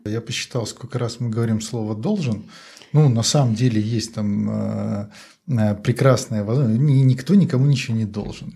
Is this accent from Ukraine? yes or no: no; Belarus; я как все белорусы